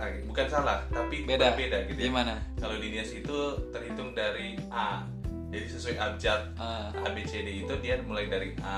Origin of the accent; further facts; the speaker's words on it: South Nias, North Sumatra, Indonesia; moved away as an adult; now in Tangerang, Indonesia; gue dari Nias. Dari Nias ya. Ah, dari Nias, lebih tepatnya itu di Nias Selatan kali ya.